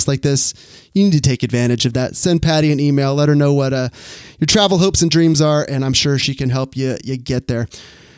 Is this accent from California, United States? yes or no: yes; Sacramento, California, United States; walking through Sacramento here, my hometown